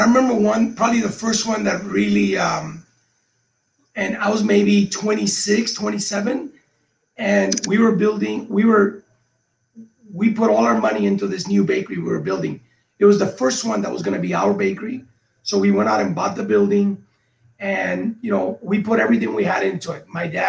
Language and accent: English; Cuba; moved away; people like us, when we came from Cuba, one of the things that held us back is that we didn't know the possibilities.